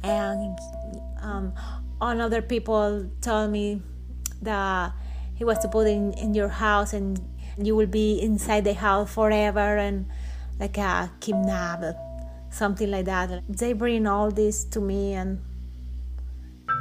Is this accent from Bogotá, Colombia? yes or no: no; Aguachica, Cesar, Colombia; English is a second language; I am from Colombia, and I am from Agua Chica, Cesar, Colombia